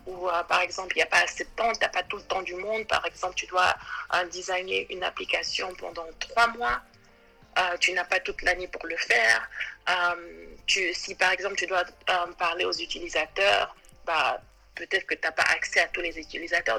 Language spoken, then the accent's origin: French; Côte d’Ivoire; moved away as an adult; now in New York, United States; je suis originaire de la Côte d'Ivoire, mais je vis à New York depuis maintenant 9 ans.